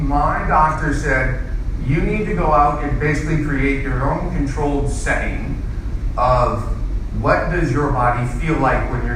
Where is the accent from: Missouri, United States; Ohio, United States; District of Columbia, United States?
Missouri, United States; St. Louis; I grew up in St. Louis, born and raised